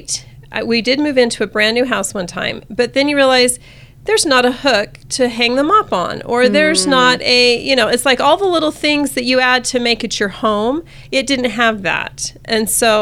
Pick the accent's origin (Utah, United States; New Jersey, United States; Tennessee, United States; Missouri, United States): Utah, United States; St. George; moved away as an adult; also born or lived in Logan, Utah; I grew up in St. George, so I've lived in Utah most of my life